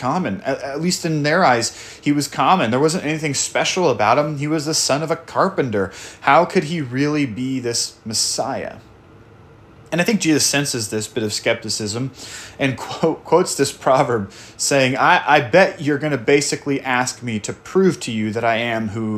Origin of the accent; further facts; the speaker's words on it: Portland, United States; moved away; my home church that I grew up in Portland